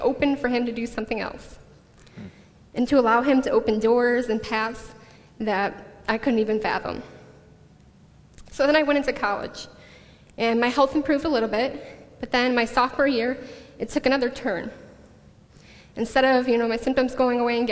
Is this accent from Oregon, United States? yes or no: no; the Thumb of Michigan, United States; moved away as an adult; also born or lived in Grand Rapids, Michigan; now in Redlands, United States; I am from Michigan, the thumb of Michigan, not West Michigan